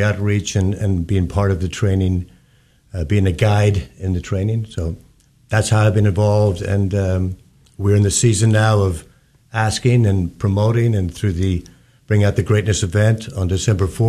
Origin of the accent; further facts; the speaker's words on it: small town outside Belfast, Northern Ireland, United Kingdom; moved away as an adult; now in Dallas, United States; I'm from Northern Ireland, a little small town outside of Belfast